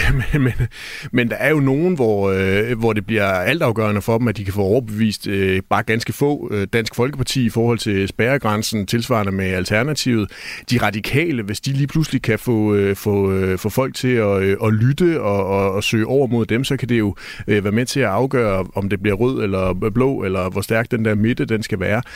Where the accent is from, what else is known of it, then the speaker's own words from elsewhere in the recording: Jutland, Denmark; jeg er jo stadigvæk fra Jylland